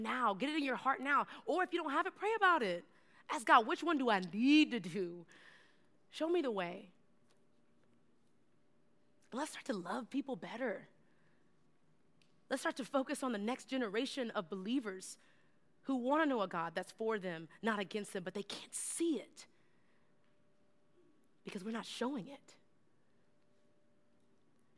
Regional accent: Texas, United States; I'm from Texas

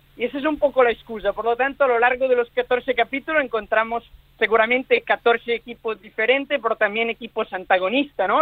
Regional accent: Milan, Lombardy, Italy; now in Barcelona, Spain; yo, yo nací en Milán, en Italia

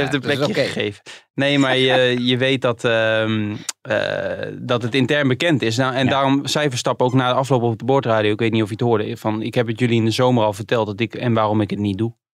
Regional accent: Utrecht, Netherlands; Wij komen allebei uit Utrecht.

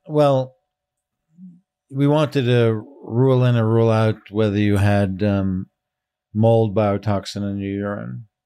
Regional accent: Israel; now in San Francisco, United States; I was born in Israel, but my parents are European.

